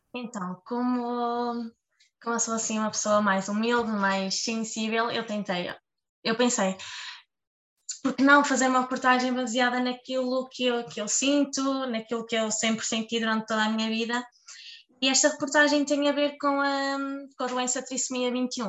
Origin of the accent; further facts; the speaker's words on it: Marco de Canaveses, Norte, Portugal; gosto muito de Marcanavês, gosto muito da minha terra